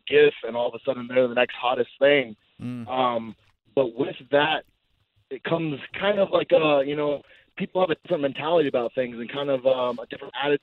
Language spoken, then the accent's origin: English; Glendale, Arizona, United States; I'm actually from Arizona